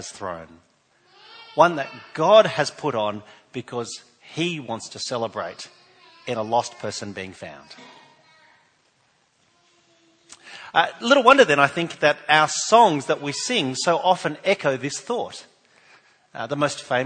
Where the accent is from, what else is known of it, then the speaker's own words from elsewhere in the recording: New South Wales, Australia; now in South Australia, Australia; I'm from New South Wales